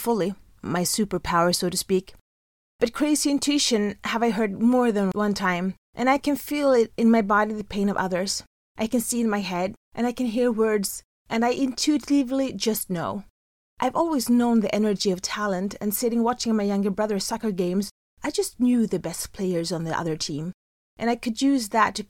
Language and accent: English; Sweden; I was born in December 1972 in Sweden